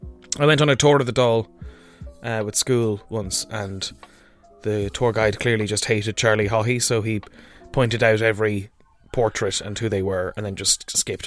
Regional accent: Ireland; I am Irish.

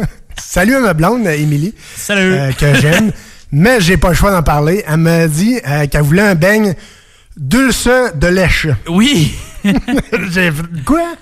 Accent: Quebec, Canada; Je viens de la Beauce.

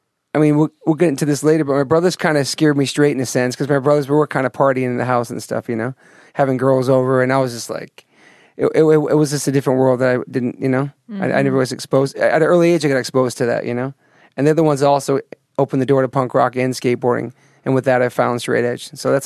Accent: Taunton, Massachusetts, United States; born there; All right, so I was born in Taunton, Mass

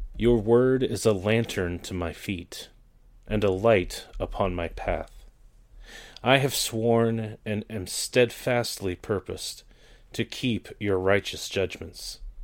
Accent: Canada; moved away; I grew up in the Anglican Church up in Canada

